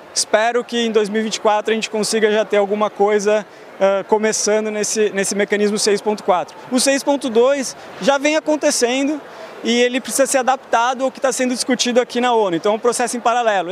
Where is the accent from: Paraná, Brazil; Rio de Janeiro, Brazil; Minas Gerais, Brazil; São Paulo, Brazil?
São Paulo, Brazil; moved away as an adult; also born or lived in Porto Alegre; now in Geneva, Switzerland; eu nasci em Porto Alegre, eu vivi a minha vida inteira praticamente em São Paulo.